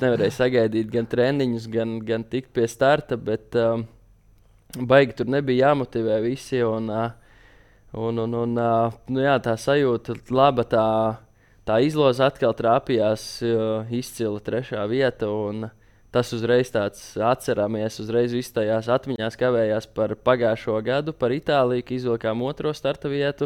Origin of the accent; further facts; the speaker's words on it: Latvia; mēs esam latvieši